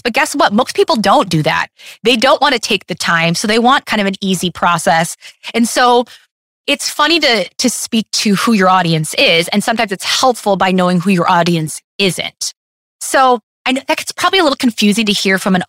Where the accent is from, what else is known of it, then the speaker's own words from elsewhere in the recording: Detroit, Michigan, United States; I'm from Detroit